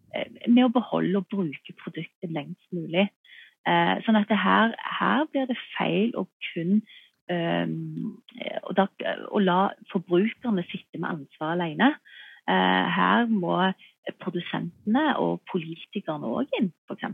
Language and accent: Norwegian; Norway; her hjemme i Norge